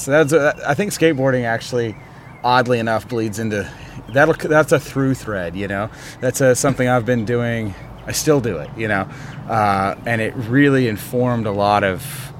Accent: Strawberry Plains, Tennessee, United States; I'm from East Tennessee. {S3} What up, Knoxville? {S5} Yeah, just outside of Knoxville, a little community called Strawberry Plains in Jefferson County, Tennessee.

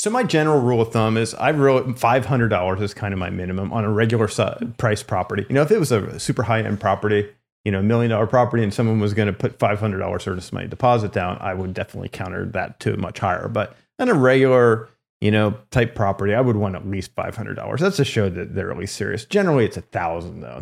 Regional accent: Lancaster, Pennsylvania, United States; moved away; also born or lived in California; I grew up in Lancaster, Pennsylvania

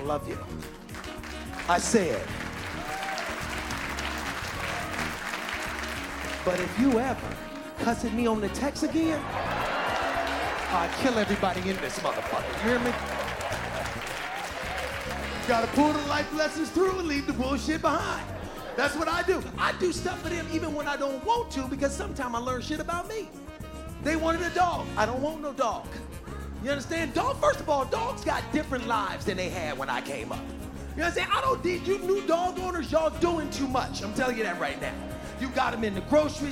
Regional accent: Cleveland, Ohio, United States; When I grew up here in Cleveland, Ohio

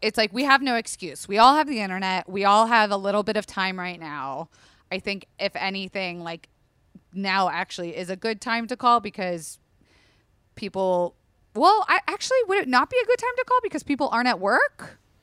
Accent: Florida, United States; I am from Florida

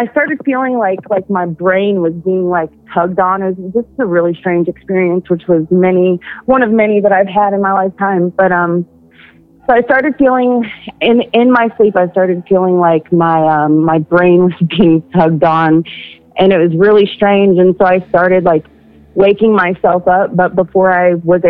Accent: Tennessee, United States; I'm from Tennessee.

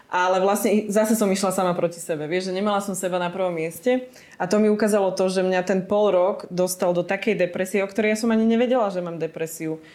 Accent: Slovakia; moved away as an adult; ja som odišla zo Slovenska

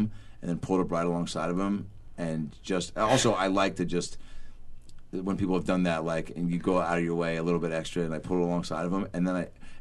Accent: Seattle, Washington, United States; now in Los Angeles, United States; I grew up with it in Seattle

